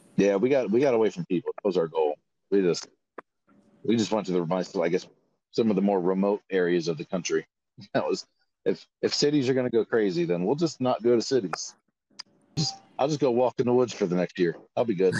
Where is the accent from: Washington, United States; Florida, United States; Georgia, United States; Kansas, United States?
Florida, United States; I'm from Florida